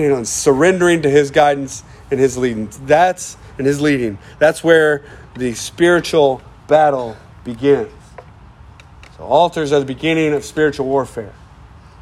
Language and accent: English; United States; We're American